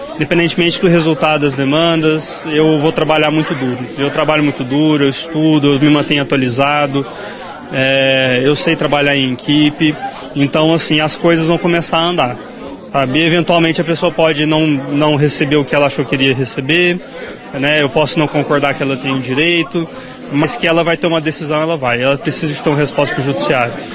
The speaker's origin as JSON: {"language": "Portuguese", "town": "Uberaba", "region": "Minas Gerais", "country": "Brazil", "moved": "as an adult", "lives_now": "Rio Paranaíba, Brazil", "said": "eu sou de Uberaba"}